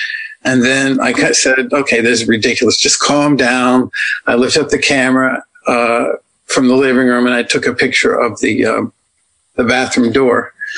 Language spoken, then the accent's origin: English; Washington, District of Columbia, United States; moved away; I'm from Washington, D.C.